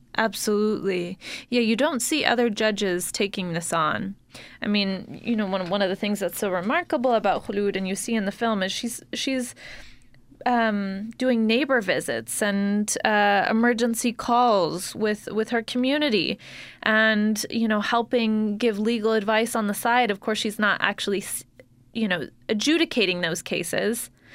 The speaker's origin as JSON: {"language": "English", "town": "Salt Lake City", "region": "Utah", "country": "United States", "tie": "born or raised there", "said": "I grew up here in Salt Lake City"}